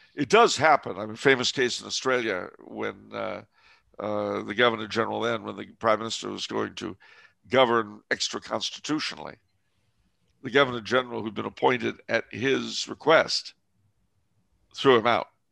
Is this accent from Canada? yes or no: yes; Canada; I'm French Canadian